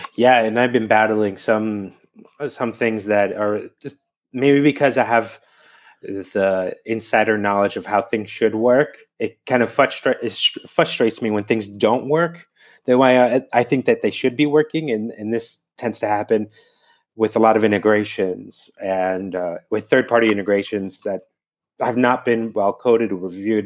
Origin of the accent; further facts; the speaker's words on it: New Jersey, United States; now in Bologna, Italy; I'm from New Jersey, though I haven't lived there in a long time